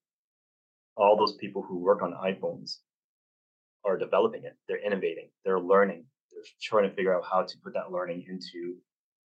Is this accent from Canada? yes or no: yes; Canada; I'm a Canadian, so I use March breaks instead of spring